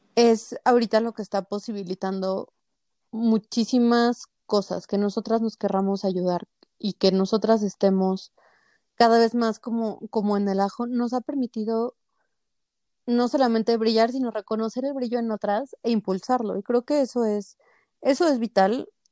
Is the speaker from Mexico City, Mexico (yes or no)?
yes; Mexico City, Mexico; yo soy de la Ciudad de México